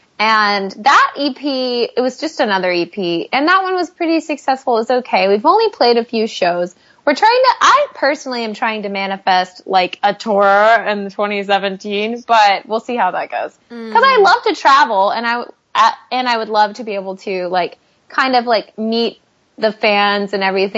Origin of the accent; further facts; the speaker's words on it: Tyler, Texas, United States; our hometown of Tyler, Texas